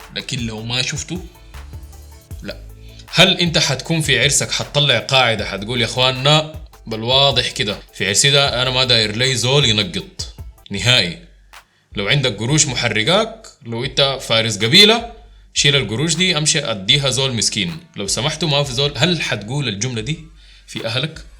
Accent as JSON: {"language": "Arabic", "country": "Sudan", "said": "عندنا في السودان"}